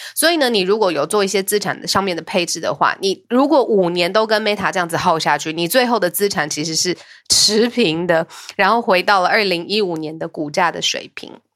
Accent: Taiwan; 我身为一个台湾人

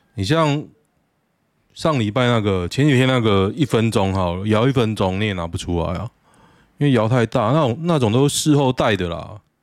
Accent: Chunri Road, Taoyuan, Taiwan; 我的人生哦，几乎都围绕着春日路，我的老家就在春日路头，我现在就住在春日路旁边。所以我对春日路很熟啊

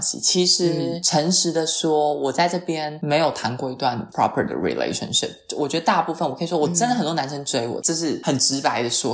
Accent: Taiwan; moved away as an adult; now in Milan, Italy; 我一个台湾人

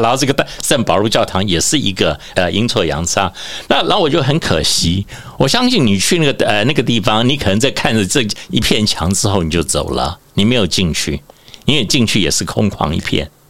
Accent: Macau; 我们自己自称澳门，我们是香港的花园

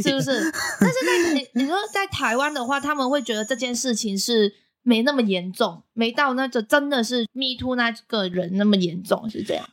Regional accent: Macau; now in Taiwan; 我是来自澳门的

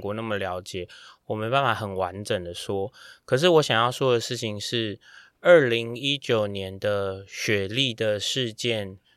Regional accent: Taiwan; 我们台湾人

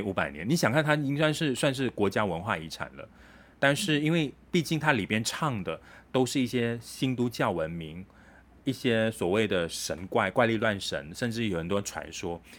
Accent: Kedah, Malaysia; moved away; 回到了家乡，就去见当地的我家乡的朋友啊

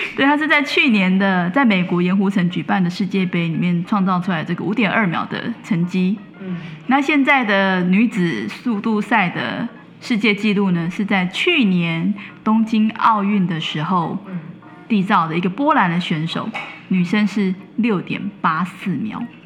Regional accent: Taiwan; 我们台湾这边

